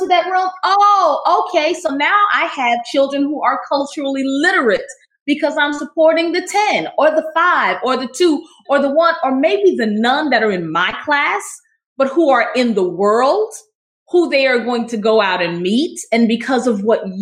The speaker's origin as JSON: {"language": "English", "region": "the South", "country": "United States", "tie": "born or raised there", "said": "I was raised in the South in a Baptist church"}